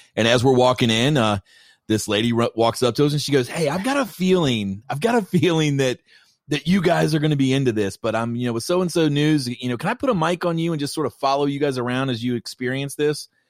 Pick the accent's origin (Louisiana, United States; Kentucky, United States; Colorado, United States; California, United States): Kentucky, United States; I'm from Kentucky